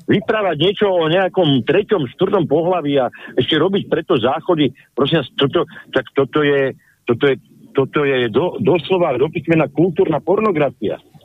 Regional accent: Slovakia; sme Slováci

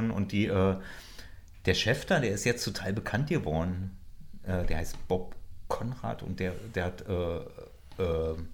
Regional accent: Berlin, Germany; wohne nicht mehr im Krankenhaus, wo ich geboren bin.

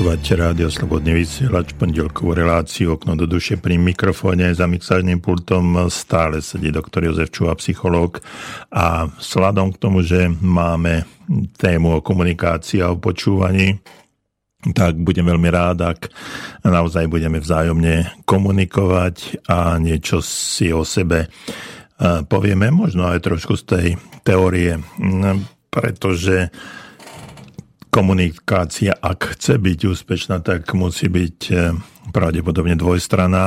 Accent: Slovakia; sme sme Slováci

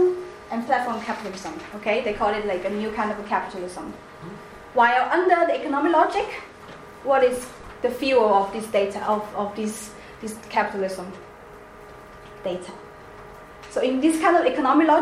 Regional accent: China; accent: Chinese; my accent, like Chinese accent

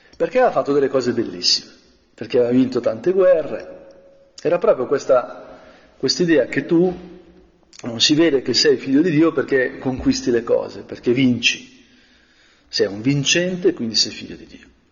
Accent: Brianza, Lombardy, Italy; come Brianzolo Longobardo

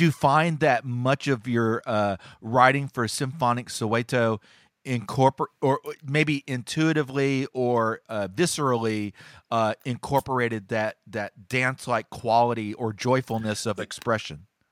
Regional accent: United States; as an American

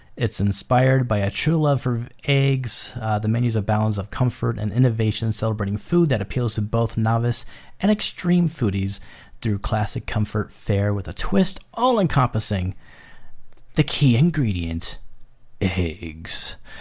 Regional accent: New York City, New York, United States; moved away as an adult; now in Arizona, United States; I was born and raised in New York City

